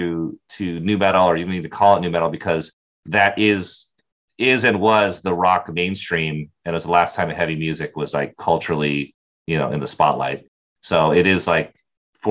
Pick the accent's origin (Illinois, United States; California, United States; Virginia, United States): California, United States; San Diego; now in Los Angeles, United States; I'm actually from San Diego